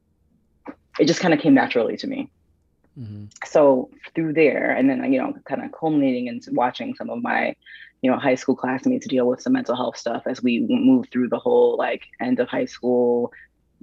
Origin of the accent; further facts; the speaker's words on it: Waterbury, Connecticut, United States; I am from Waterbury, Connecticut, which is a smaller city in Connecticut, born and raised